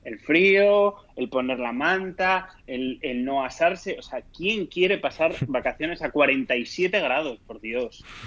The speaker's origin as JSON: {"language": "Spanish", "region": "Asturias", "country": "Spain", "said": "los que somos asturianos de toda la vida"}